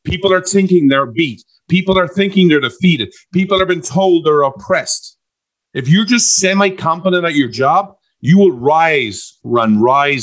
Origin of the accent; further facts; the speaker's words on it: Ireland; I'm an Irishman